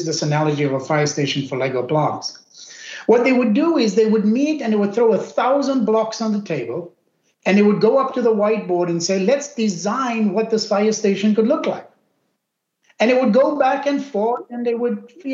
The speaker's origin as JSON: {"language": "English", "country": "South Africa", "tie": "born or raised there", "moved": "as an adult", "lives_now": "United States", "said": "My origin is I grew up in South Africa of Indian origin. Immigrated to the U.S. over 2 decades ago"}